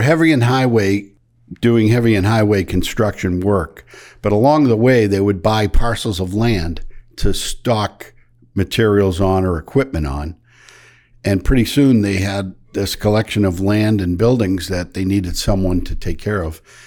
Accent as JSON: {"language": "English", "region": "Michigan", "country": "United States", "tie": "born or raised there", "moved": "yes", "said": "I grew up in Michigan on a dairy farm"}